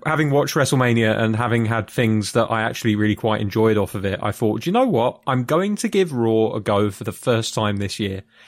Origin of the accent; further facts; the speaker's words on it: United Kingdom; I'm a Brit